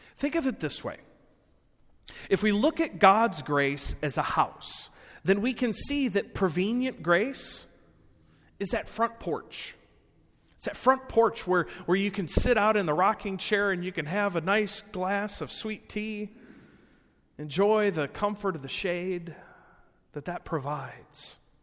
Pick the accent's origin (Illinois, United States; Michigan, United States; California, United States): Illinois, United States; Rockford; I was born and raised in Rockford